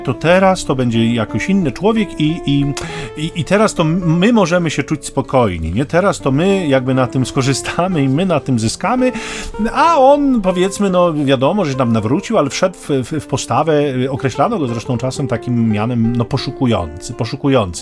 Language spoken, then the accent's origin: Polish; Sztum, Pomeranian Voivodeship, Poland; ja pochodzę ze Sztumu